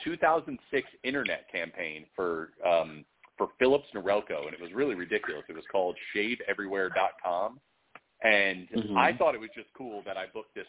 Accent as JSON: {"language": "English", "town": "Sarasota", "region": "Florida", "country": "United States", "tie": "born or raised there", "also_born_or_lived": "Connecticut / New York", "moved": "as an adult", "said": "I'm from Connecticut and Florida. When I was a kid and growing up in Sarasota, Florida"}